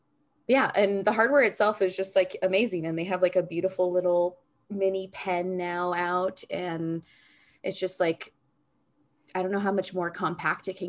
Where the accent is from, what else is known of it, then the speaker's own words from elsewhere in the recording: United States; growing up in the United States, so being Americanized